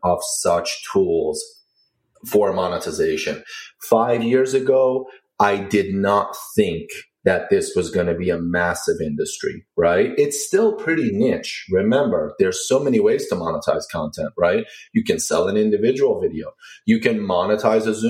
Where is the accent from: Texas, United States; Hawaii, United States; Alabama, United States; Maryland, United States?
Maryland, United States; moved away as an adult; now in Washington, D.C., United States; I grew up pretty much in Maryland. I live in the city now in Washington, D.C.